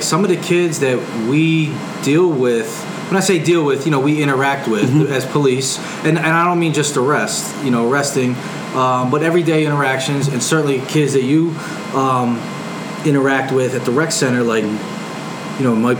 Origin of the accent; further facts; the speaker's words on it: Philadelphia, Pennsylvania, United States; growing up in Philly